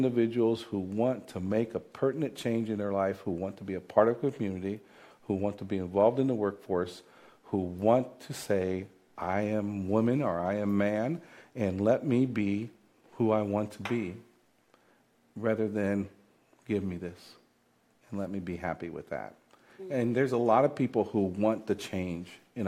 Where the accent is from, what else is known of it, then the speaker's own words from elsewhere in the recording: Davenport, Iowa, United States; I'm a native of the Quad Cities, and I'm born and raised in Davenport, Iowa